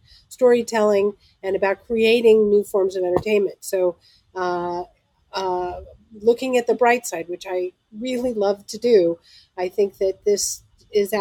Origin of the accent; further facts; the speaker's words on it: Los Angeles, California, United States; growing up in Los Angeles, I was very fortunate